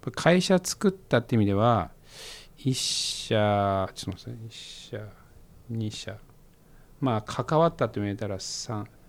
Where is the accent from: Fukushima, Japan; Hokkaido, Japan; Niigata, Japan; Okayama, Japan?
Fukushima, Japan; Koriyama; now in Tokyo, Japan; 僕はその出身地の福島県郡山市と東京しか知らないですけど